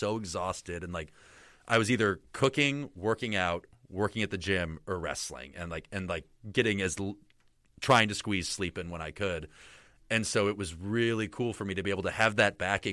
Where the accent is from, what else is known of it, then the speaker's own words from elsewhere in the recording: Colorado, United States; I was the guy from Colorado